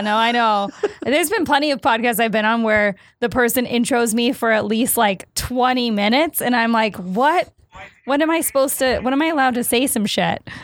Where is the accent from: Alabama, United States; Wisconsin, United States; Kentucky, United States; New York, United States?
Wisconsin, United States; Stoughton; moved away as an adult; also born or lived in Minneapolis / Chicago; I grew up in Wisconsin and then I went to school in Minneapolis.